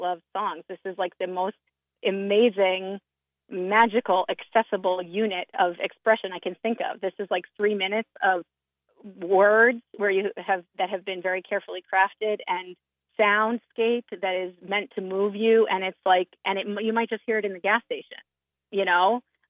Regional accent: New Jersey, United States; now in Maine, United States; I'm from New Jersey

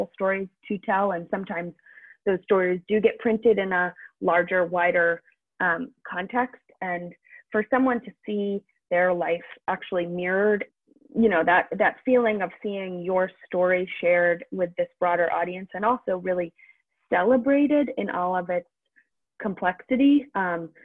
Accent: Maine, United States; I grew up in Maine

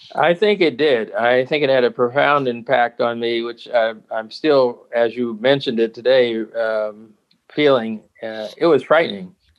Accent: Tuskegee, Alabama, United States; I was born in Tuskegee, Alabama, on the campus of Tuskegee Institute, which is now Tuskegee University in 1947.

